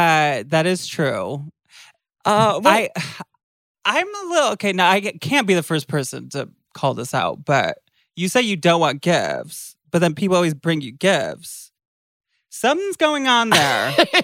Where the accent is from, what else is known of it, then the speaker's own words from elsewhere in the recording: Michigan, United States; now in California, United States; I'm from Michigan.